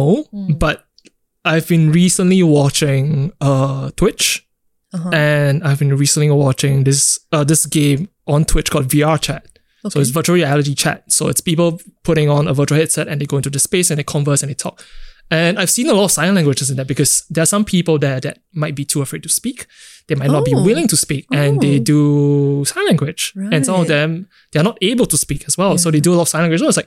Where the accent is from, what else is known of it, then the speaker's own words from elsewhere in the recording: Singapore; growing up in Singapore